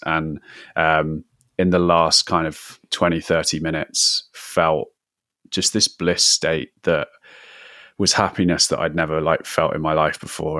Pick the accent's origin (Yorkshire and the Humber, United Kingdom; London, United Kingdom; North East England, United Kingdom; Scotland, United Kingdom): London, United Kingdom; I'm from London.